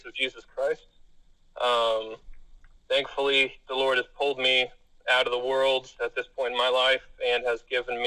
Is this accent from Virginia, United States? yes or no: no; Monterey County, California, United States; born or raised there; also born or lived in Placer County, California